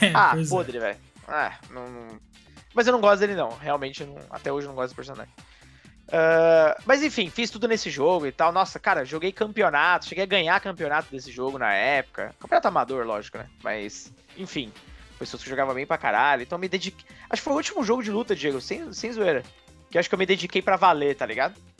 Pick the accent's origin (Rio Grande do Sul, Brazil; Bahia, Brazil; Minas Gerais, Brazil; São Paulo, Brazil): Minas Gerais, Brazil; Pouso Alto; lá na minha cidade onde eu nasci, Pouso Alto, grande, Minas Gerais